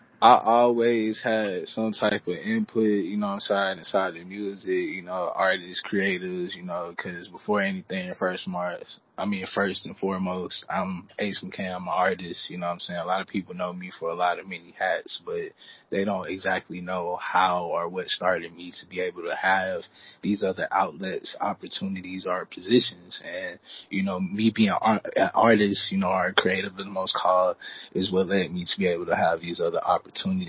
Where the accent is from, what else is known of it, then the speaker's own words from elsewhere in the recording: Houston, Texas, United States; also born or lived in Bryan, Texas; I was born and raised in Houston, you know, just growing up wise, but I actually was birthed in Bryan